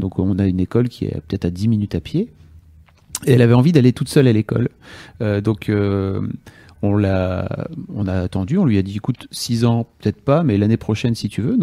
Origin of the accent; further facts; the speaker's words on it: Lille, Hauts-de-France, France; nous, on est lillois